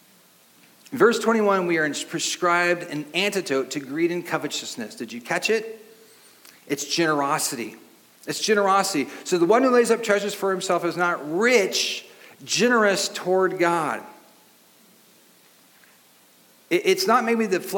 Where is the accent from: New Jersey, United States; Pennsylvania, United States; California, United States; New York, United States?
California, United States; Long Beach; the house I grew up in Long Beach